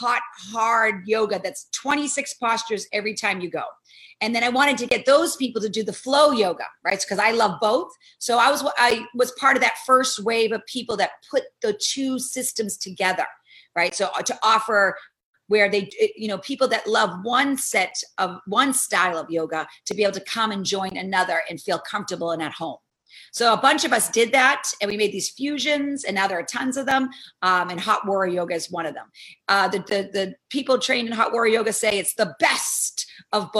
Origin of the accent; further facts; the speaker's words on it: Boston, Massachusetts, United States; now in Amsterdam, New York, United States; I'm from Boston, Massachusetts